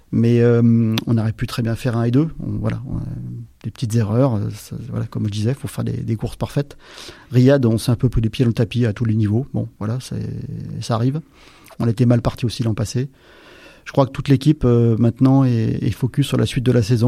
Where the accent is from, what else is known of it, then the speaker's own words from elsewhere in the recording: Aix-les-Bains, Auvergne-Rhône-Alpes, France; moved away; je viens des Alpes